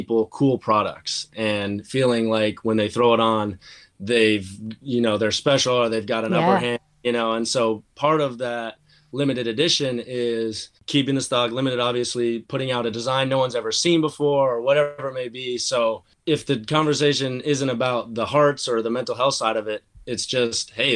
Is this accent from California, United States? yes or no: no; Seattle, Washington, United States; Both being kids born and raised in Seattle.